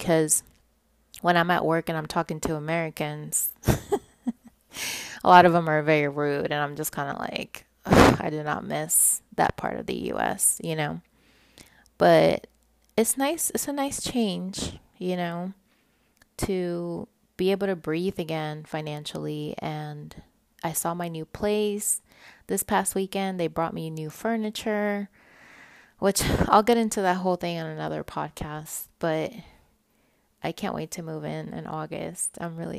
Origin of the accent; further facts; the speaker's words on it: Puerto Rico; accent: Puerto Rican; they can tell I'm not from here because of my Puerto Rican accent.